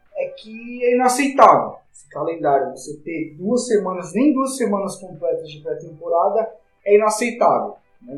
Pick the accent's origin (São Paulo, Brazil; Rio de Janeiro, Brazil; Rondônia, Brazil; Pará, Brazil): São Paulo, Brazil; o Paulista aqui em São Paulo, a gente é de São Paulo